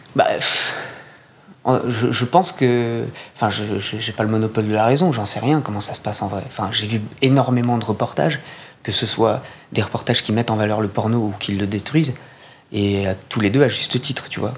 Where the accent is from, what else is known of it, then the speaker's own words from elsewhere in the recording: Corsica, France; quand j'étais ado, d'ailleurs en Corse